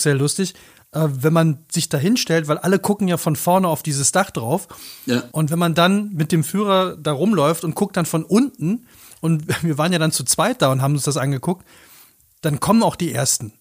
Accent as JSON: {"language": "German", "region": "North Rhine-Westphalia", "country": "Germany", "tie": "born or raised there", "said": "Ich bin ja selber aus dem Rheinland, aus NRW, wo in meiner Heimat überall Filme gedreht worden sind"}